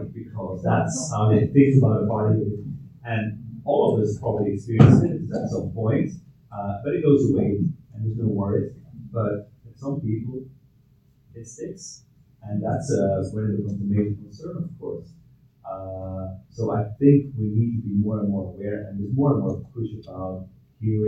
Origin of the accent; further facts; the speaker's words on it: Belgium; now in Ireland; I'm originally from Belgium